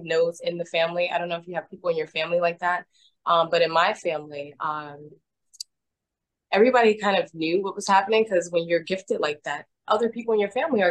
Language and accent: English; New York City, New York, United States; moved away as an adult; also born or lived in Florida; I grew up here in Brooklyn.